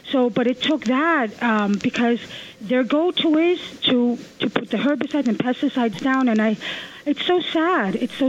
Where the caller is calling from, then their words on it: Ridgewood, New Jersey, United States; I'm calling from Ridgewood, New Jersey. So we bought this house 2 years ago. It's not a big house in Ridgewood.